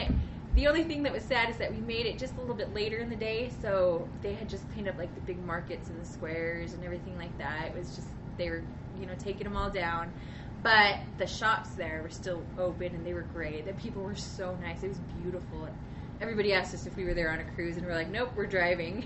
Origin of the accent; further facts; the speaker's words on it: Utah, United States; I'm from Utah